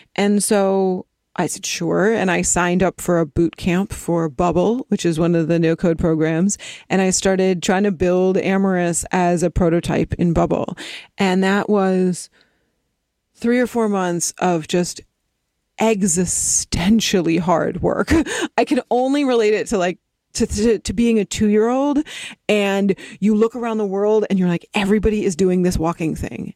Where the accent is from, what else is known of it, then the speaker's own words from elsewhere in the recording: East Coast, United States; now in Los Angeles, United States; I grew up on the East Coast and then my family moved out to the West Coast and I moved down to L